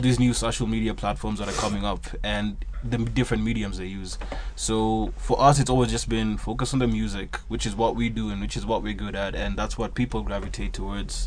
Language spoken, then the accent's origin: English; Kenya; we're coming from Kenya as a punk band